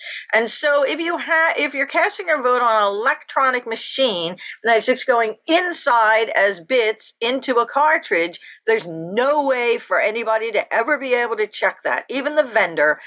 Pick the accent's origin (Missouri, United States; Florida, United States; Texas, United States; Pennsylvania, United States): Pennsylvania, United States; Philadelphia; I grew up in Philadelphia